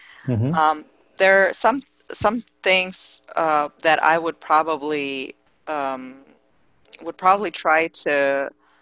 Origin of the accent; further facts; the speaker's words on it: Russia; I come from Russia